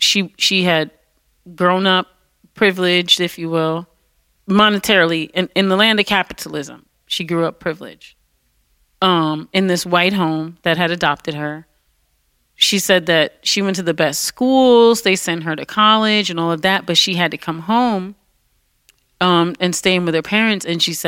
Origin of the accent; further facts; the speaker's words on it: Detroit, Michigan, United States; And I was from Detroit.